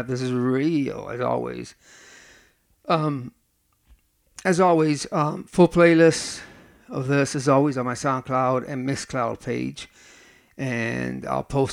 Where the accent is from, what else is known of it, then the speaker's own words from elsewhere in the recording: Cleveland, Ohio, United States; my hometown of Cleveland